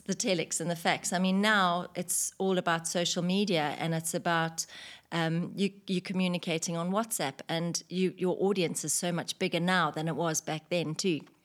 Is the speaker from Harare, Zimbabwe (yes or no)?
no; Victoria Falls, Matabeleland North, Zimbabwe; moved away as an adult; also born or lived in United Kingdom; now in United Arab Emirates; I was in the travelin' tourism industry in my hometown in Victoria Falls in Zimbabwe